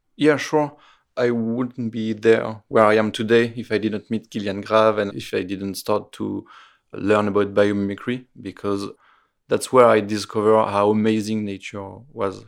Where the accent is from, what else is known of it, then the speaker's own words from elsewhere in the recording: Roanne, Auvergne-Rhône-Alpes, France; English is a second language; now in Paris, France; I was born in Roanne, a small city in the middle of France, near Lyon